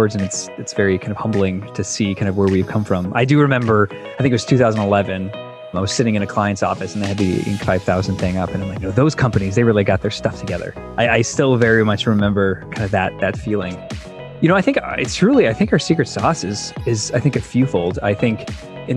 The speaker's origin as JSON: {"language": "English", "town": "Chicago", "region": "Illinois", "country": "United States", "tie": "born or raised there", "moved": "as an adult", "lives_now": "Indianapolis, United States", "said": "I grew up in Chicago."}